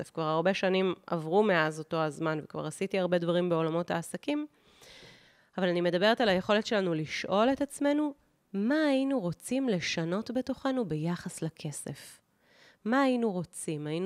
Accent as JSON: {"language": "Hebrew", "town": "Kibbutz Gat", "region": "Southern District", "country": "Israel", "tie": "born or raised there", "said": "איך שאני גדלתי בשנות ה-1980 בקיבוץ גת, זה שונה מאיך שמאיה הבת שלי גדלה בשנות ה-2012 ואילך אה, בקיבוץ גת."}